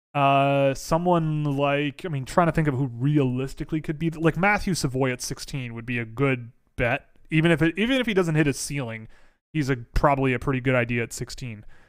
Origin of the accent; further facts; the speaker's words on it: Toronto, Ontario, Canada; I'm from Toronto, born and raised